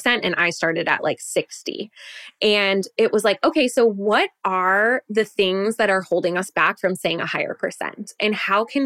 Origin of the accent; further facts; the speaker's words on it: Wisconsin, United States; moved away as an adult; we were born and raised in Wisconsin